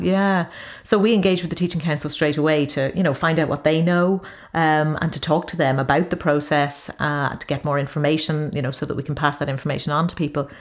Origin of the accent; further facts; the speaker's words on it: Ireland; moved away as an adult; when I returned to Ireland in 2005